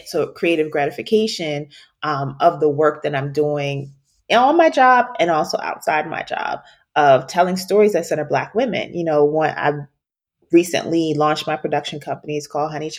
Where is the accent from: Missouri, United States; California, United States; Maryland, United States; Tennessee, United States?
Maryland, United States; Baltimore; moved away; also born or lived in Washington, D.C.; we're both from Baltimore